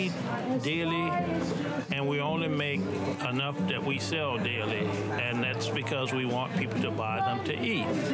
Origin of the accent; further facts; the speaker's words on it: the South, United States; now in California, United States; I was raised in the South